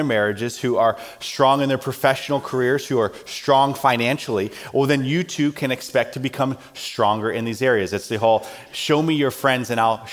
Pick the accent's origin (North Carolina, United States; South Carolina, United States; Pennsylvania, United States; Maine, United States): South Carolina, United States; growing up in South Carolina